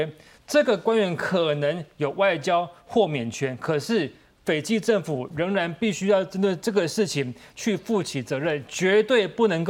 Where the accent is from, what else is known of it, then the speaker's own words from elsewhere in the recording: Taiwan; 在过去我们台湾这边举办国庆酒会的时候，